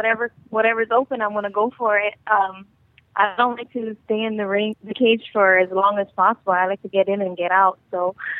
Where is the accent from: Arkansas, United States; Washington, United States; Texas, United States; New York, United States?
Texas, United States; now in Shreveport, United States; I'm from originally from Texas, but I live in Fernandina, Shreveport, Bossier, Louisiana.